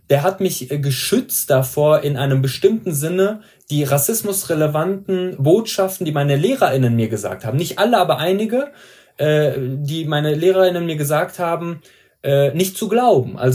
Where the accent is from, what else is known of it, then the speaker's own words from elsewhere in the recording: Iran; born there; ich bin im Iran geboren, der Iran wurde nie kolonialisiert, äh, war aber äh, äh, hat, hatte aber Kolonien gehabt.